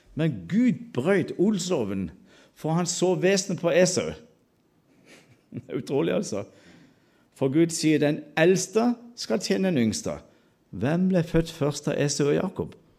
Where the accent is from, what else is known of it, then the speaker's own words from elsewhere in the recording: Sørlandet, Agder, Norway; alle disse stammespråkene hjemme på Sørlandet